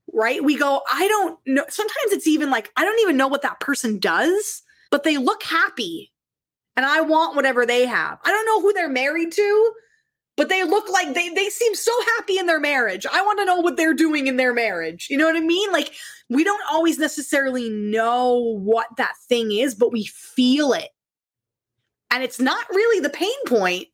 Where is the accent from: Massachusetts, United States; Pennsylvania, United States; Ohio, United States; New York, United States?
Pennsylvania, United States; moved away as an adult; now in Toronto, Canada; I was from Pennsylvania